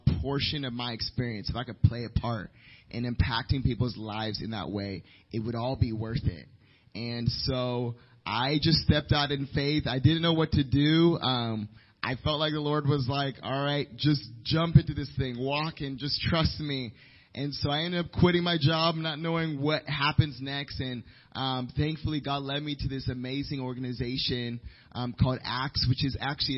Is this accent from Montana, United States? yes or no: no; Washington, District of Columbia, United States; moved away as an adult; also born or lived in Nairobi, Kenya; now in Lynchburg, United States; I'm from the Washington D.C. area